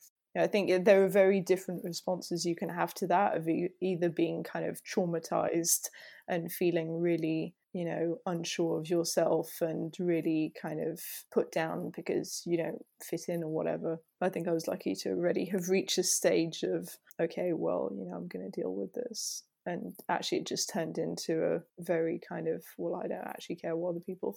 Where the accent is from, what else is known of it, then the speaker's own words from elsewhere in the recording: Île-de-France, France; So I grew up in France, not very far from Paris, near Fontainebleau, which is a place some people know for rock climbing and things like that.